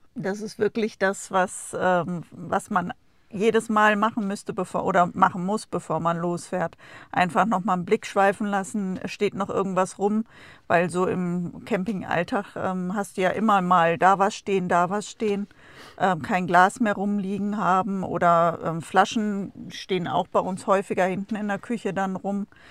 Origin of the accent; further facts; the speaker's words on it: Germany; moved away; unser Geburtsland